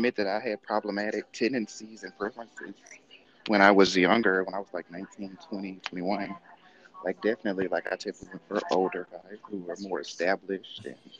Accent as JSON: {"language": "English", "region": "the South", "country": "United States", "tie": "born or raised there", "said": "growing up in the South, I mean, black people give me a hard time because they just automatically assume I had it easier"}